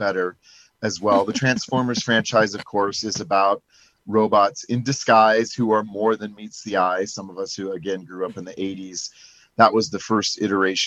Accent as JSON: {"language": "English", "town": "Perry", "region": "Iowa", "country": "United States", "tie": "born or raised there", "said": "my hometown of Perry"}